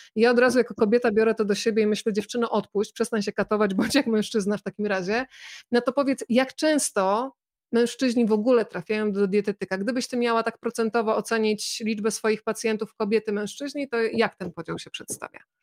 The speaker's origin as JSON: {"language": "Polish", "town": "Bydgoszcz", "region": "Kuyavian-Pomeranian Voivodeship", "country": "Poland", "tie": "born or raised there", "said": "moje rodzinne miasto, Bydgoszcz"}